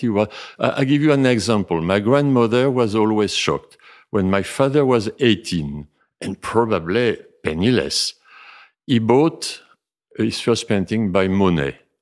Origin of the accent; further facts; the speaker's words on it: Libourne, Nouvelle-Aquitaine, France; English is a second language; I really uh, grew up a few miles from here, uh, where my father and where I live myself uh, after with my mother for so long, uh, more than 60 years, Chateau Videlot, which is uh, in the suburbs of Libourne